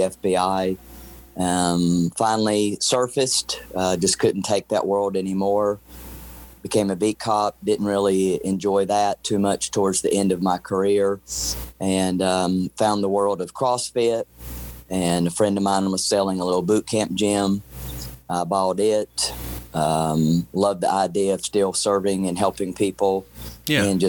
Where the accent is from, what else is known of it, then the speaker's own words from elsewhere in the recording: North Carolina, United States; moved away as an adult; also born or lived in Springfield, Missouri / Houston, Texas / Missouri City, Texas; now in Fort Bend County, Texas, United States; I was born and raised in North Carolina.